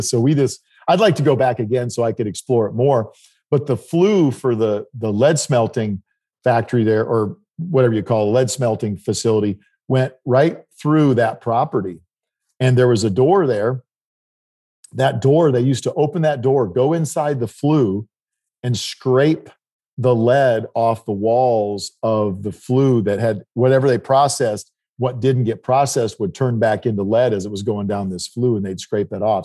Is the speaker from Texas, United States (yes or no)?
no; South Dakota, United States; where I grew up in South Dakota